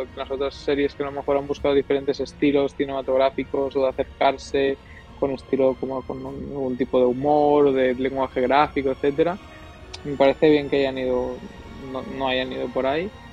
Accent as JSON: {"language": "Spanish", "region": "Catalonia", "country": "Spain", "said": "somos tres catalanes"}